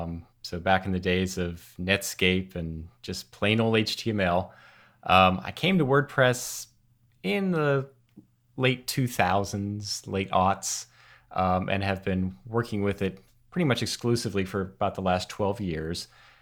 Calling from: Carlisle, Pennsylvania, United States; I'm in Carlisle, Pennsylvania, over in the USA.

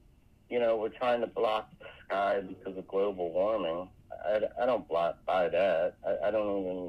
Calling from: Florida, United States

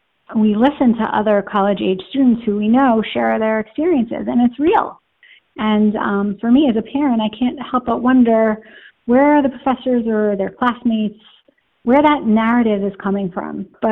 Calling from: Livingston, New Jersey, United States; I'm calling from Livingston, New Jersey, my temple community in Short Hills, New Jersey, and the greater Jewish community in our area in Essex County, New Jersey

